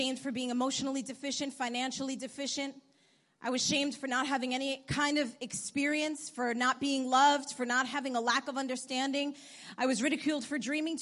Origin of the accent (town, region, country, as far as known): New York, United States; born or raised there; also born or lived in Bogota, Colombia